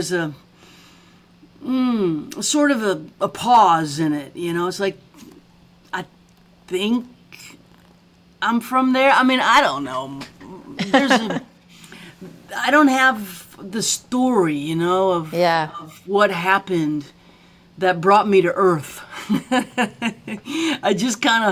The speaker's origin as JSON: {"language": "English", "town": "Baton Rouge", "region": "Louisiana", "country": "United States", "tie": "born or raised there", "also_born_or_lived": "New Orleans / Thibodaux", "moved": "as an adult", "said": "I'm Southern because of being born in New Orleans, raised in Baton Rouge"}